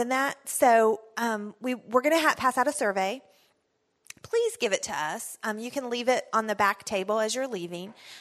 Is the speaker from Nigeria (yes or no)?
no; Texas, United States; I'm from Texas